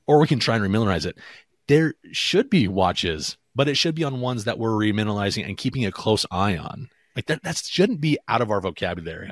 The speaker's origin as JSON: {"language": "English", "region": "Pacific Northwest", "country": "United States", "said": "I'm from the Pacific Northwest, so Washington, Oregon, Idaho"}